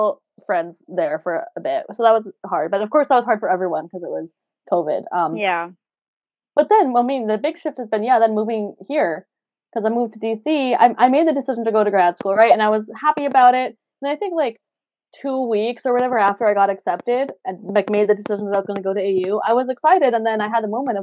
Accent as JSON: {"language": "English", "town": "Denver", "region": "Colorado", "country": "United States", "tie": "born or raised there", "also_born_or_lived": "Toronto / New York", "moved": "as an adult", "lives_now": "Washington, D.C., United States", "said": "I'm from Colorado"}